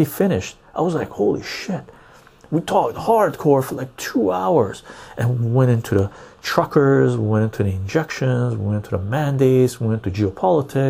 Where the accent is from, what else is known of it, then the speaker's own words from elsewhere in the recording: Iran; now in Canada; I'm Armenian from Iran